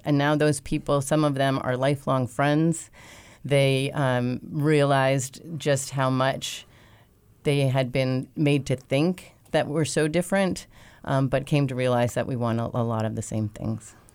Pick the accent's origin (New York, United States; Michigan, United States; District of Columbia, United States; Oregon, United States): New York, United States; moved away as an adult; now in Wilmington, United States; I am originally from New York, but have been in Wilmington for over 20 years